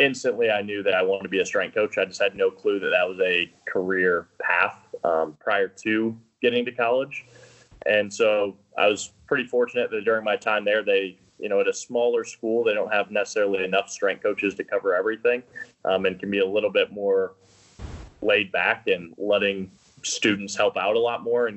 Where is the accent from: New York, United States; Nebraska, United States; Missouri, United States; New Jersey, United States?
Missouri, United States; St. Charles; I grew up in St. Charles, Missouri, suburb outside of St. Louis.